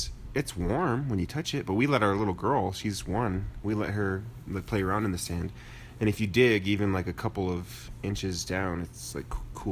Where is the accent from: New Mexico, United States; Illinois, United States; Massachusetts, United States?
New Mexico, United States; northern; growing up in New Mexico. I'm a northern New Mexico type of person, you know, Santa Fe, Española, Chama, Taos, Albuquerque, all that good stuff.